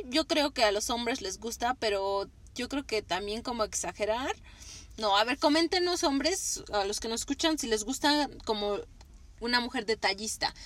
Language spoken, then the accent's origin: Spanish; Mexico; como mexicanas